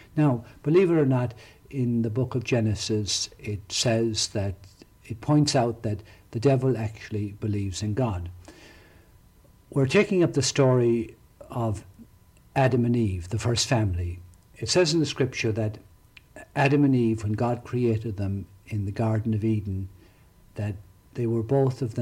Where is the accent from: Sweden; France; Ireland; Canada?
Ireland; County Tipperary, Munster; now in Ocala, United States; When I was growing up in County Tipperary